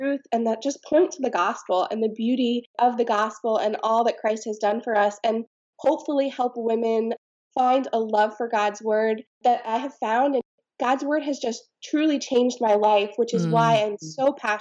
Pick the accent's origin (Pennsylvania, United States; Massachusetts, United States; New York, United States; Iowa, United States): Pennsylvania, United States; also born or lived in Texas; I grew up in Pennsylvania, and then I moved away for college